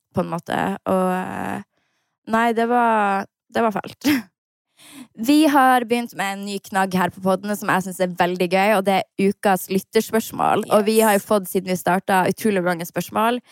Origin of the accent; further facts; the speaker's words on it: Harstad, Troms, Norway; Jeg var hjemme i Harstad